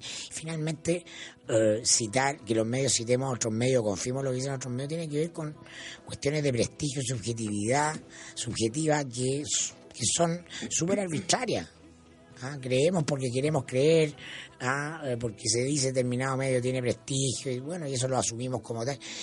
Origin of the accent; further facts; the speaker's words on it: Chile; como buen chileno